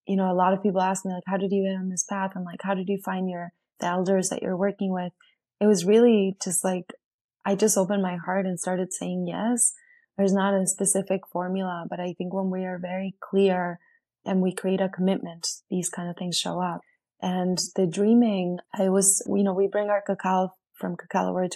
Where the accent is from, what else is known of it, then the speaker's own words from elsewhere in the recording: Bariloche, Río Negro, Argentina; moved away; my hometown in Argentina, where Argentina in Bariloche, my town is a big lake that is surrounded by mountains